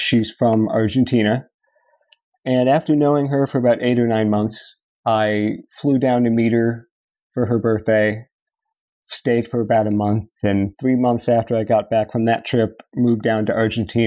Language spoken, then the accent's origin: English; Fairfax County, Northern Virginia, United States; I am born and raised in Northern Virginia, Fairfax County, and I went to high school in Chantilly, Virginia